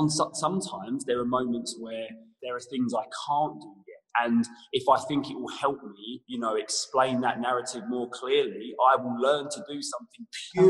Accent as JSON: {"language": "English", "town": "Leytonstone", "region": "London", "country": "United Kingdom", "tie": "born there", "said": "I was born in Leytonstone."}